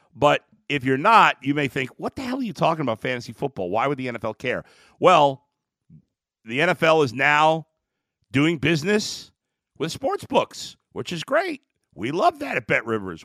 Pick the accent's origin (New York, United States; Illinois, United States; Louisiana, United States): New York, United States; New York City; As a kid growing up in New York City, in Brooklyn, New York, in the seventies, and then my teen years in the eighties